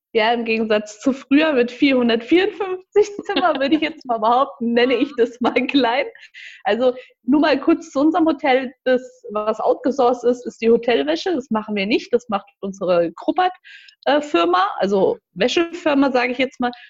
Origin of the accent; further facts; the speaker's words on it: Marburg, Hesse, Germany; also born or lived in Frankfurt / Gießen; komme gebürtig aus Marburg